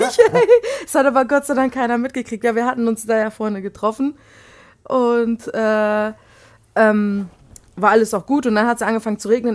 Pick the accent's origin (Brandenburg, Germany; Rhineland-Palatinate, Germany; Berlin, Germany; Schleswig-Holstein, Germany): Schleswig-Holstein, Germany; Flensburg; also born or lived in Poland / Baden-Württemberg / Bavaria; wir sind äh, mit meiner Mutter 89 nach Flensburg gezogen und dort bin ich eigentlich auch aufgewachsen